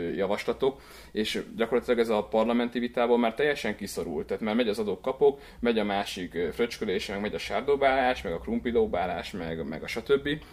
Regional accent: Csepreg, Vas, Hungary; moved away as an adult; now in Budapest, Hungary; Én Vas megyéből származok, a Vas megyei Csepregről

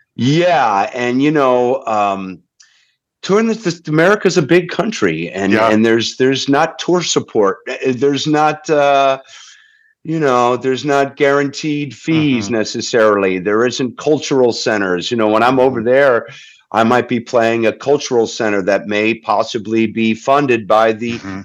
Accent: Holyoke, Massachusetts, United States; my hometown of of Holyoke, Massachusetts, in Western Mass

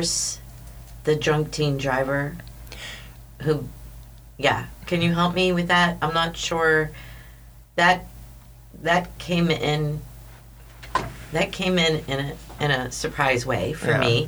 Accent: Western Pennsylvania, United States; moved away as an adult; also born or lived in West Virginia; Growing up in Western Pennsylvania and then going to college in West Virginia

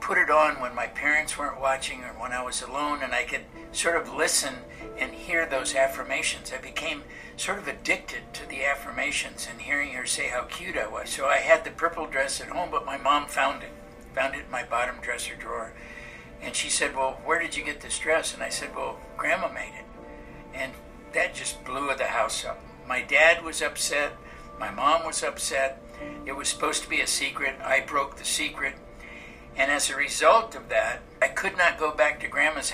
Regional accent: Los Angeles, California, United States; I was born and raised in Los Angeles, California.

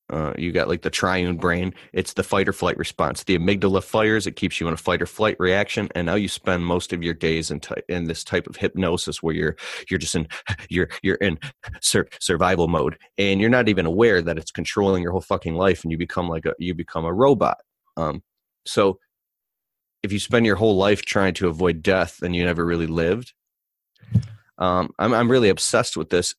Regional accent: Michigan, United States; I'm from Michigan

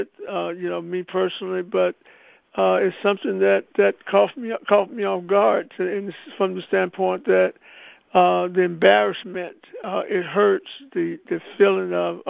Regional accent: Anderson, South Carolina, United States; I was born in Anderson, South Carolina

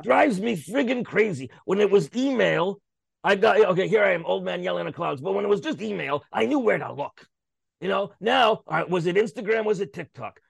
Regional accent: Canada; I'm a Canadian, Canadian show business.

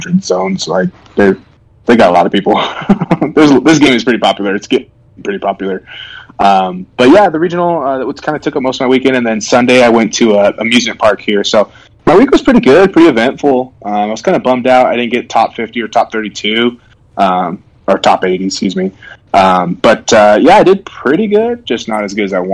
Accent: Oregon, United States; now in Utah, United States; I'm from Oregon, so I'm always forever going to be Oregonian

